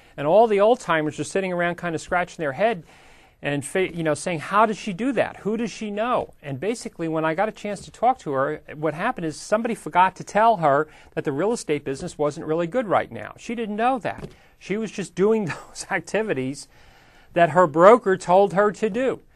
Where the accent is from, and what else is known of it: United States